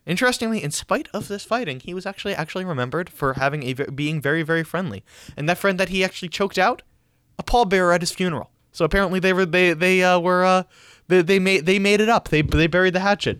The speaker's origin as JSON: {"language": "English", "region": "New York", "country": "United States", "said": "we're from New York"}